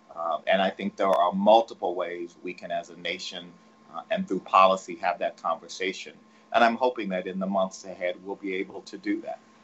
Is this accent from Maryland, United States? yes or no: no; Texas, United States; I'm from Texas